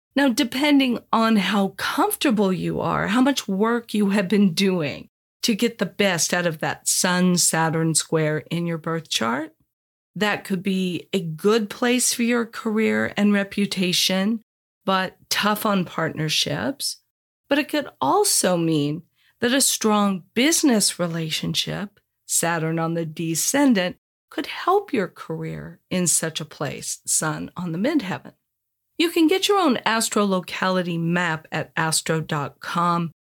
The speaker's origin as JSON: {"language": "English", "town": "Los Angeles", "region": "California", "country": "United States", "tie": "born or raised there", "also_born_or_lived": "Indiana", "moved": "yes", "lives_now": "San Diego, United States", "said": "I grew up in Los Angeles"}